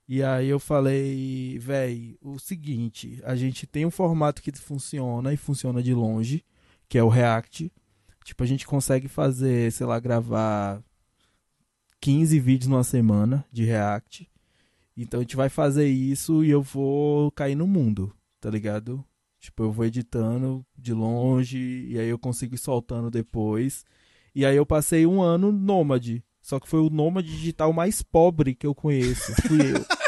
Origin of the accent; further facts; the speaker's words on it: Ipiaú, Bahia, Brazil; quebrada mais insana do Brasil, que é de Ipiaú, no interior da Bahia